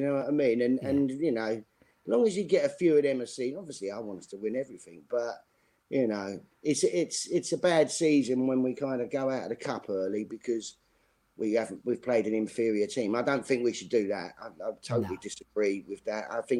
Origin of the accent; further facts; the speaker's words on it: Custom House, London, United Kingdom; I mean, I grew up in Custom House, E16.